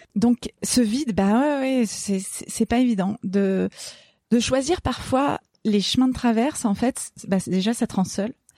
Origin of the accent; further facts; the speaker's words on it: Gorges du Verdon, Provence-Alpes-Côte d'Azur, France; ce qui a vraiment façonné mon enfance, c'est que je suis née dans les gorges du Verdon